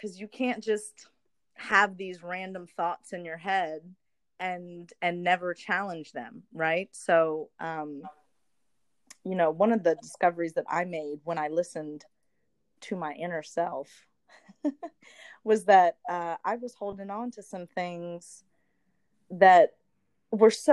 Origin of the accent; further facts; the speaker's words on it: United States; moved away as an adult; now in Paris, France; Growing up in the U.S.